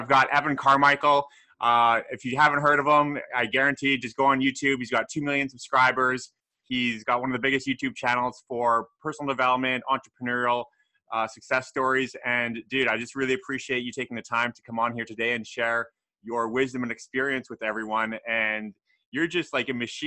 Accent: Vancouver, British Columbia, Canada; moved away as an adult; now in Busan, South Korea; I live over here in Busan, South Korea. I'm actually from Canada myself as well, from Vancouver.

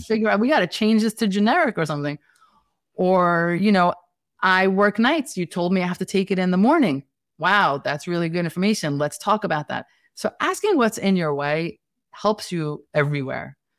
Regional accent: New York City, New York, United States; accent: Brooklyn, Staten Island, New York City; I'm Staten Island, you know, this is the Brooklyn, Staten Island, New York City kind of accent

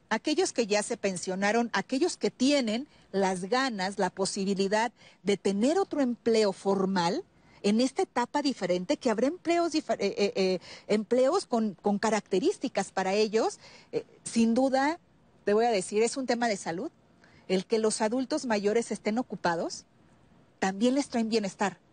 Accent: Guanajuato, Mexico; yo soy de Guanajuato

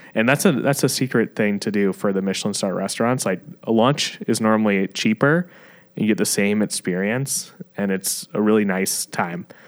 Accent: Fort Mill, South Carolina, United States; moved away as an adult; also born or lived in Charlotte, North Carolina / New York; growing up back then in Fort Mill and Charlotte

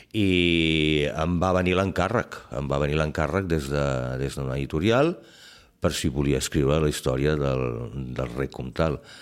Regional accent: Barcelona, Catalonia, Spain; jo sóc fill del Clot, i com a fill del Clot

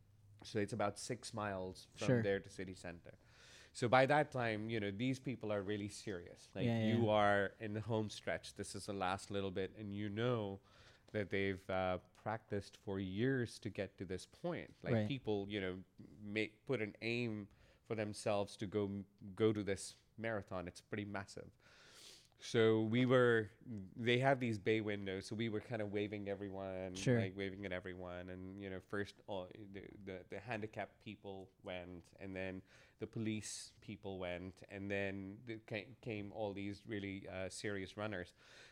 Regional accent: United States; the best would be for us to travel back to the U.S. because I'm American. And for us to get married here, because then I would be getting married on home turf

